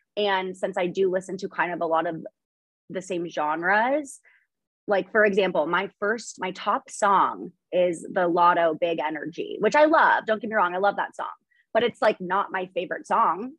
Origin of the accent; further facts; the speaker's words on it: Idaho, United States; I was born in Idaho. I grew up here.